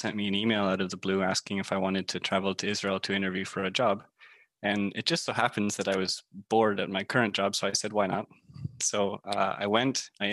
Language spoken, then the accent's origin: English; Canada; My parents were the first ones born in Canada, and then there's me